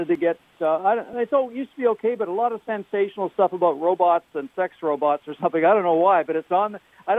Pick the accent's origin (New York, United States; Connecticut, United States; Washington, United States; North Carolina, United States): Washington, United States; a smaller town outside of Seattle; moved away; It's outside of Seattle in a smaller town I grew up in.